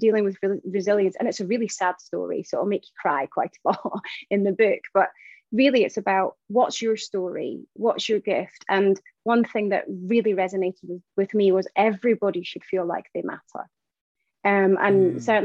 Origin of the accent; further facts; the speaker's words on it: Shetland Islands, Scotland, United Kingdom; I grew up in Shetland Isles. So that's, you know, 263 miles away from the UK mainland